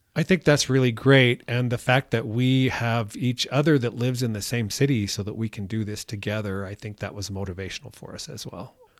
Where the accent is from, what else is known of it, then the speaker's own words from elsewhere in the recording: Iowa, United States; I'm from Iowa